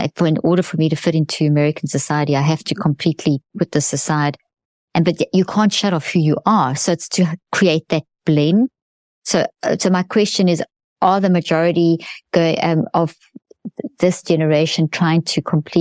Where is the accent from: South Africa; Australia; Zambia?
South Africa; I come from South Africa